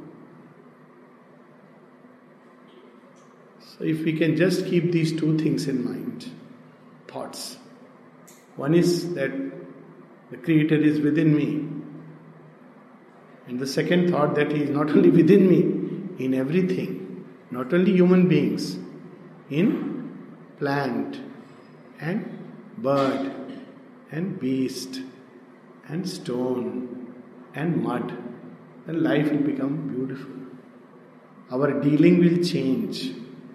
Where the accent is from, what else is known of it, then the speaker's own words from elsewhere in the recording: India; my first identity is that I am an Indian